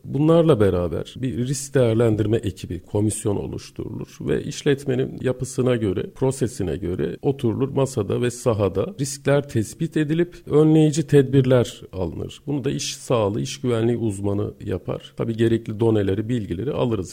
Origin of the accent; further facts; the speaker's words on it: Gaziantep, Turkey; moved away as an adult; Orada doğdum, büyüdüm. Lise hayatımın sonuna kadar e, Gaziantep'teydim.